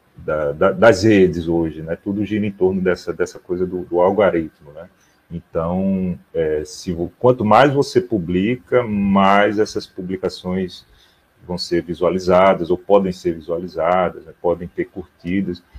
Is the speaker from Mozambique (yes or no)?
no; João Pessoa, Paraíba, Brazil; eu falo daqui de João Pessoa, na Paraíba